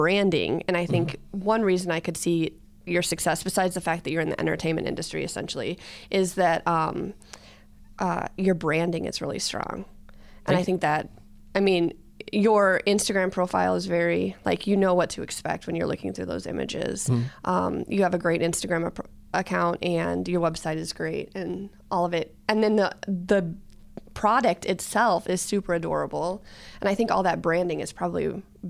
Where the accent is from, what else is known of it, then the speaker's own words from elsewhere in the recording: Solon, United States; I grew up in Solon, which is very much entrepreneurship or farming families